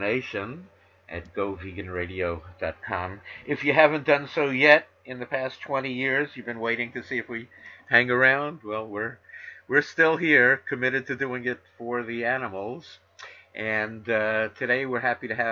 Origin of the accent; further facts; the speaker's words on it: New York City, New York, United States; I grew up in New York City